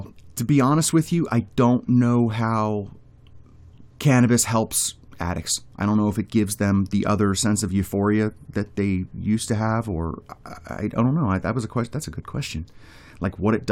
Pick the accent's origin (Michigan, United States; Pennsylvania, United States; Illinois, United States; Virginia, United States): Pennsylvania, United States; moved away; I'm from Pennsylvania